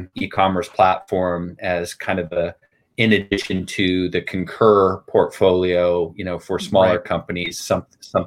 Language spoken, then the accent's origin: English; Huntington Beach, California, United States; moved away as an adult; also born or lived in New York; I grew up in Huntington Beach, California.